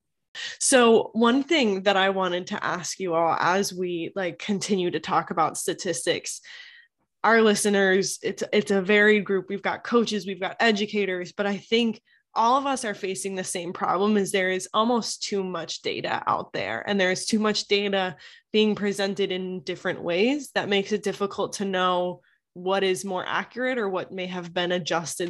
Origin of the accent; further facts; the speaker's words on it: outside of Boston, Massachusetts, United States; now in Delaware, United States; I grew up outside of Boston